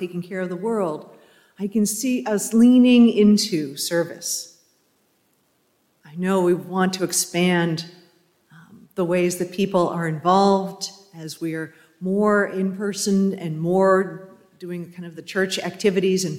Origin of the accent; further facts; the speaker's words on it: New England, United States; as I was growing up in New England